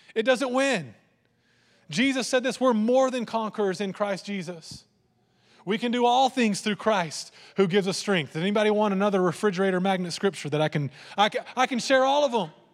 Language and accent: English; Lampasas, Texas, United States; I grew up in Land Passes